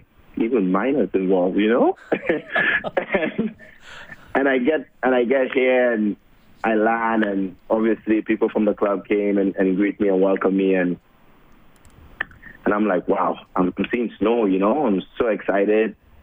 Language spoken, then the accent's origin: English; Port of Spain, Trinidad & Tobago; moved away; I was born and raised in Trinidad and Tobago. Well, Trinidad, the city, in Port of Spain, the capital.